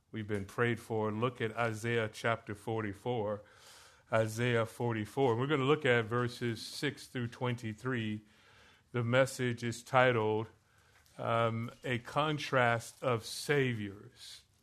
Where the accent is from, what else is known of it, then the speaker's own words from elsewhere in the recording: Florida, United States; moved away; I grew up in Florida